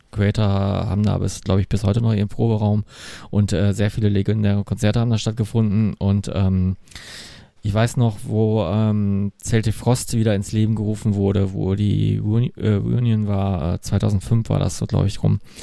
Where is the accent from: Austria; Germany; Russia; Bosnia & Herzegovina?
Germany; Essen, North Rhine-Westphalia; ist ja auch direkt meine Heimatstadt